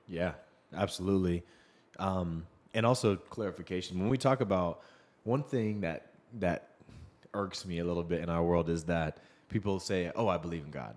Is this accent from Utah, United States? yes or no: no; Seattle, Washington, United States; moved away; I grew up in Seattle